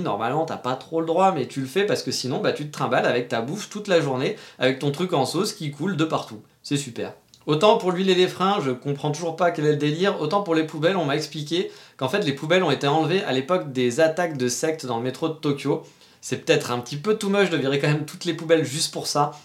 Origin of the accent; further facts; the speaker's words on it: France; now in Japan; on est français